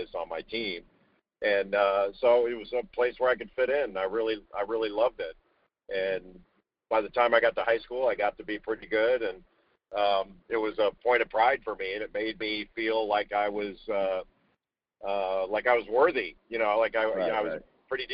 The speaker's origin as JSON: {"language": "English", "region": "Southern California", "country": "United States", "tie": "born or raised there", "said": "I grew up in Southern California, not far from the water"}